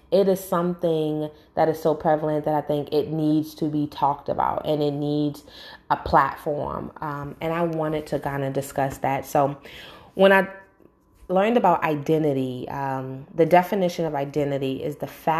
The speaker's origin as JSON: {"language": "English", "town": "New York City", "region": "New York", "country": "United States", "tie": "born or raised there", "moved": "as an adult", "lives_now": "North Carolina, United States", "said": "I was born and raised in New York and I live in North Carolina right now"}